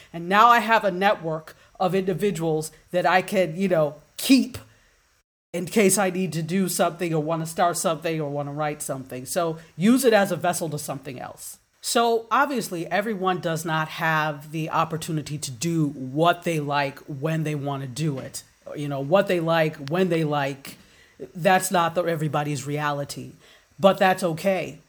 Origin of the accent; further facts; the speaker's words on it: Nigeria; also born or lived in Washington, D.C., United States; now in Fort Lauderdale, United States; I'm African, I'm Nigerian